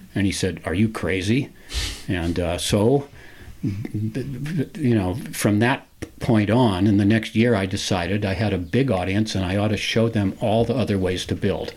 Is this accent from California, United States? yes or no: yes; San Francisco, California, United States; growing up in San Francisco and and and being native Californian